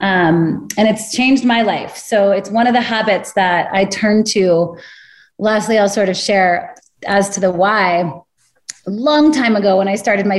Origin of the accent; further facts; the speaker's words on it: Northern California, United States; I grew up in Northern California